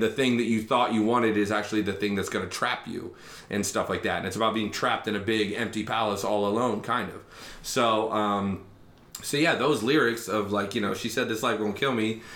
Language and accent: English; Lancaster, Ohio, United States; now in Bexley, United States; I grew up in Lancaster, Ohio